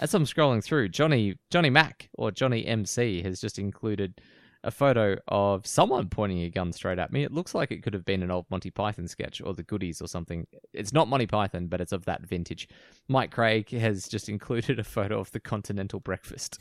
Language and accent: English; Australia; we grew up in Australia